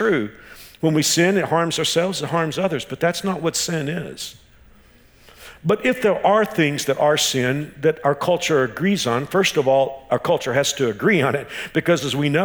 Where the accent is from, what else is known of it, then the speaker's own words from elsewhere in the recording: Texas, United States; now in Wichita, United States; I'm from Texas.